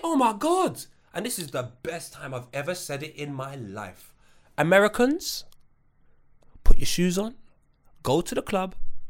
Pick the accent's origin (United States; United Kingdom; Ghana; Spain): Ghana; I'll be speaking my native tongue. I'm actually from Ghana.